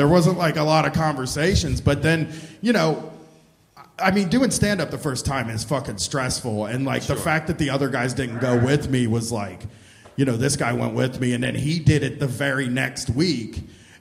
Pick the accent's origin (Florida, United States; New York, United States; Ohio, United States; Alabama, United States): Ohio, United States; Groveport; I'm from Groveport, but it is like 10 miles from Columbus.